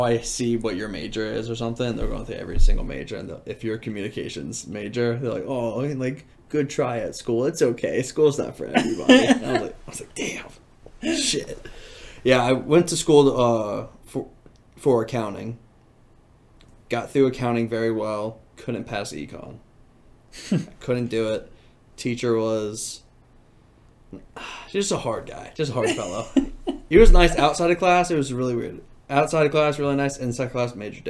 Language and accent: English; Norfolk, Virginia, United States; now in Virginia Beach, United States; moved back to Norfolk, to the homeland.